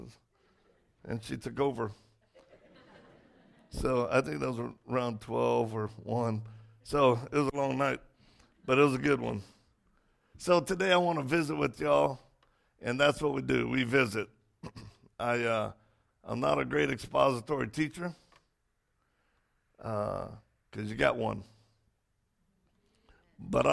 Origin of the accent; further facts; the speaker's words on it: Cajun, Louisiana, United States; I'm Cajun